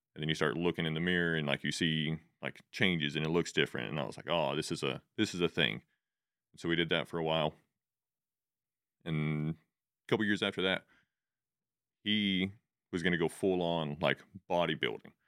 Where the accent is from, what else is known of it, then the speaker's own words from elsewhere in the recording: Spring Lake, Texas, United States; originally I grew up in a place called Spring Lake. Uh, it's way up, like, pretty, not quite the panhandle of Texas